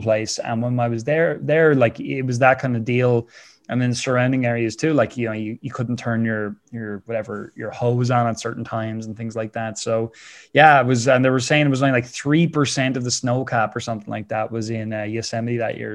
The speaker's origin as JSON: {"language": "English", "town": "Wexford", "region": "Leinster", "country": "Ireland", "tie": "born or raised there", "said": "I love being Irish. I love living here in Wexford"}